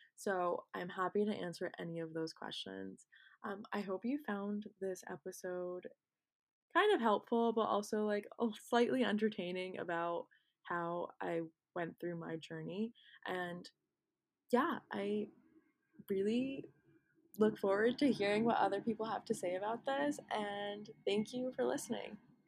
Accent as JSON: {"language": "English", "country": "United States", "said": "I'm not Indian and I'm, in fact, Pakistani, but I'm actually American"}